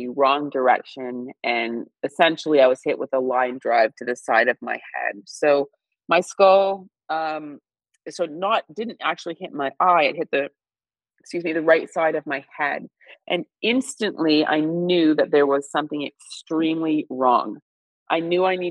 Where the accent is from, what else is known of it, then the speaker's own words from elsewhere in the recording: Northern Ontario, Canada; moved away as an adult; growing up in Northern Ontario